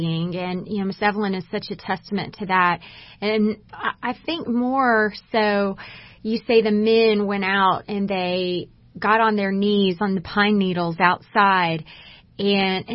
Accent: Texas, United States; I am a native Texan

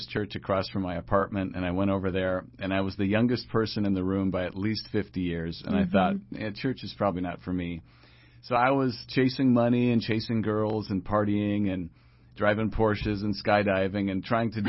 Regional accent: Austin, Minnesota, United States; I grew up in Austin, Minnesota.

